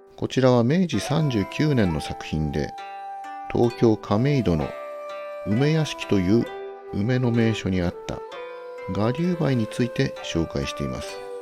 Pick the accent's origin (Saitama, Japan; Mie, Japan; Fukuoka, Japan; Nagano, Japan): Saitama, Japan; Kawagoe; 埼玉県川越市千場町の出身なので